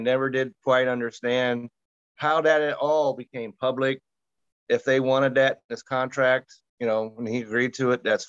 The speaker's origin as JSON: {"language": "English", "region": "Utah", "country": "United States", "said": "I'm from Utah"}